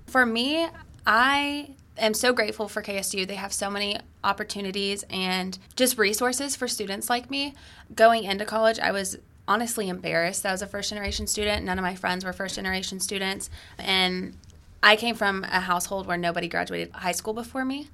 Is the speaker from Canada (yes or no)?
no; Acworth, Georgia, United States; I was born and raised in Georgia. I grew up in Ackworth